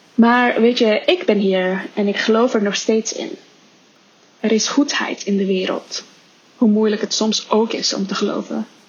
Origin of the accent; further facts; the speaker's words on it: Indonesia; moved away; Ik ben opgegroeid in Indonesië